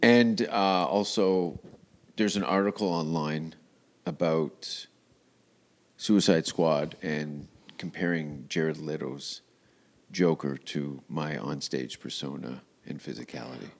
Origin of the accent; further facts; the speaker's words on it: Hamilton, Ontario, Canada; moved away; I'm from Hamilton